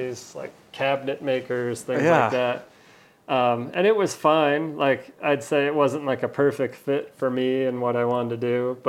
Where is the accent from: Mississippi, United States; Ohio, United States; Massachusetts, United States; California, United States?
California, United States; Palo Alto; I grew up in California in the Bay Area, Palo Alto